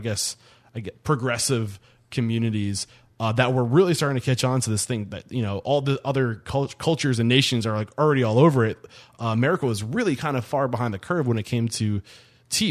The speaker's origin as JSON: {"language": "English", "region": "Northeast", "country": "United States", "said": "I'm from the Northeast"}